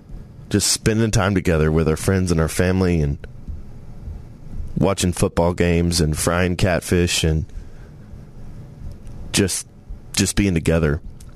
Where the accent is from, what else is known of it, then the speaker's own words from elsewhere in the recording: Tennessee, United States; born there; And I was born in Tennessee. Love Tennessee. Beautiful state, Smoky Mountains, great people, no state income tax.